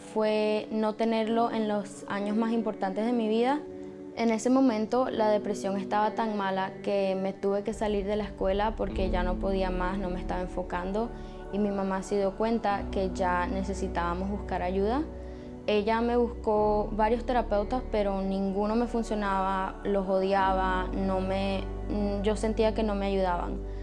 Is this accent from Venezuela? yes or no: yes; Venezuela; soy venezolana y tengo 19 años